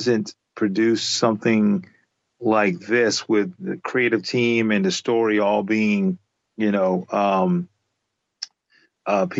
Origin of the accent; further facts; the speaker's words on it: Charleston, South Carolina, United States; I grew up in Charleston, South Carolina